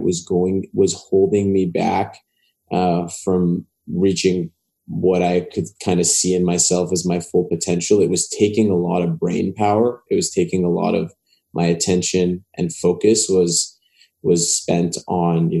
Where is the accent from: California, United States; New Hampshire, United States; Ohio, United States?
California, United States; Los Angeles; I grew up in West